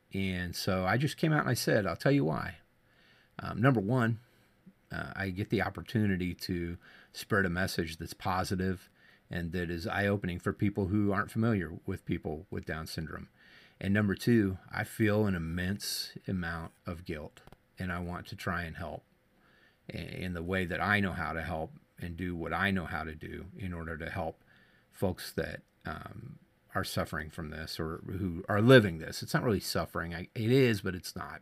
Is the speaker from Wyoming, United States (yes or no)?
no; Kansas, United States; I grew up in my hometown in Kansas